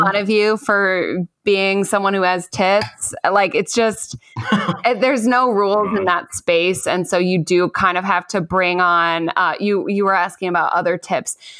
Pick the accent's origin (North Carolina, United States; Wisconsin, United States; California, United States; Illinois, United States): Illinois, United States; Chicago; moved away; I'm from Chicago, so I'm very, you know, familiar with Chicago itself